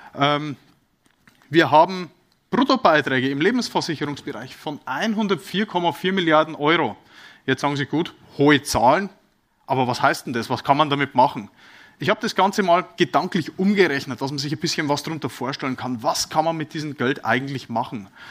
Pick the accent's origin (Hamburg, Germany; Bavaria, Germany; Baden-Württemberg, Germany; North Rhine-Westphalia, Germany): Bavaria, Germany; bin ja aus Bayern